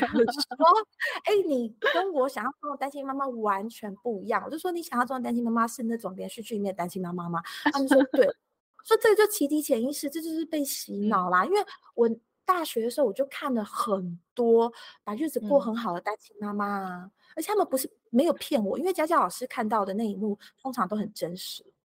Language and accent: Chinese; Taiwan; moved away as an adult; also born or lived in California, United States; 然后我也觉得就是小孩出生了再带回台湾给我爸妈看